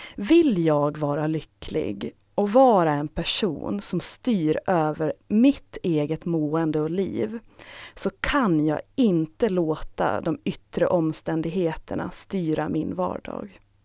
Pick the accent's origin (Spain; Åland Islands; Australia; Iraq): Åland Islands; Saltvik; now in Stockholm, Sweden; Jag har växt upp i Saltvik tillsammans med min familj